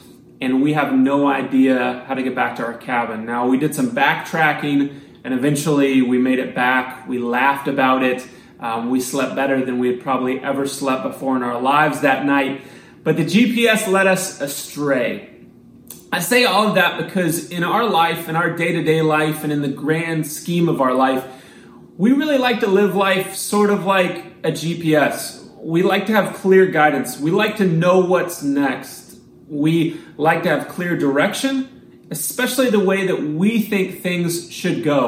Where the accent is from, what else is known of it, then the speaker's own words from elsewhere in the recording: Missouri, United States; I grew up in Missouri, so I was not used to getting lost out in the woods like this on a mountain